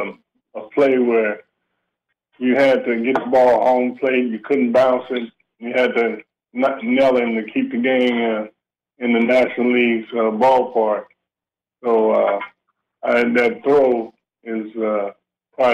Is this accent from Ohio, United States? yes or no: yes; Cincinnati, Ohio, United States; I was raised in Cincinnati